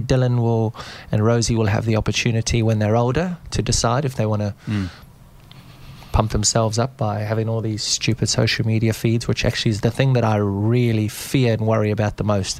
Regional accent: South Africa; moved away; being South African and being brought up in, in, the outdoor spaces in Africa

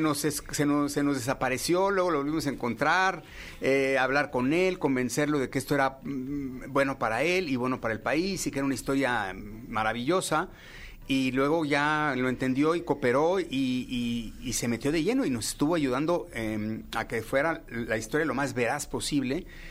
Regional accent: Mexico; como mexicanos

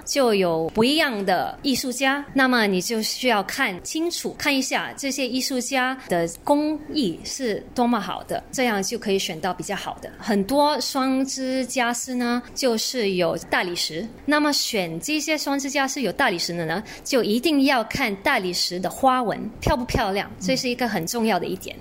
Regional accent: Singapore; 我就是在这家古董行的二楼长大的

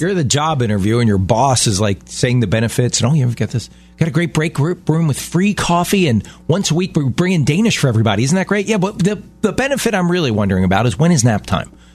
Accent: Baltimore, Maryland, United States; my hometown in Baltimore

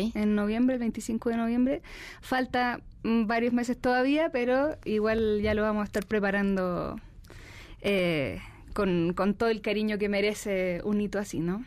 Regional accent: Chile; mi tierra, de Chile

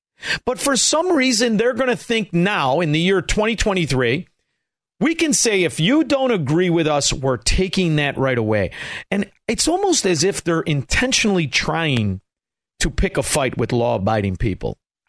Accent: Chicago, Illinois, United States; moved away as an adult; now in Florida, United States; being a Chicagoan

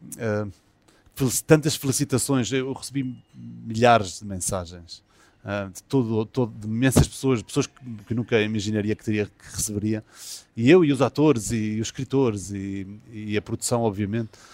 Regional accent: São Miguel, Azores, Portugal; accent: São Miguel (Micaelense); sou de São Miguel e, e, e que com pronúncia, ah, nós miquelenses

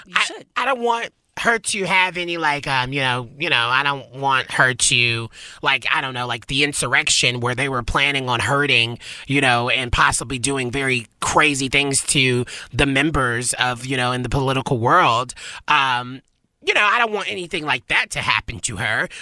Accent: the South, United States; now in Los Angeles, United States; I'm from the South

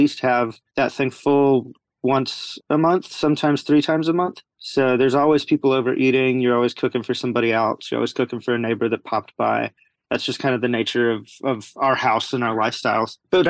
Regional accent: Appalachian Mountains, Western North Carolina, United States; I'm born and bred in Appalachian Mountains in Western North Carolina

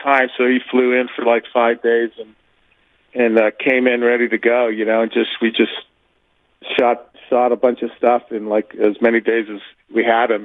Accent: New York City, New York, United States; moved away; also born or lived in the South (US); I was born in Brooklyn

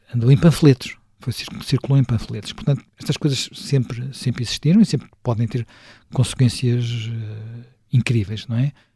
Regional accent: Lisbon, Portugal; also born or lived in Sintra; Eu que nasci em Lisboa, cresci em Lisboa, vivi sempre em Lisboa

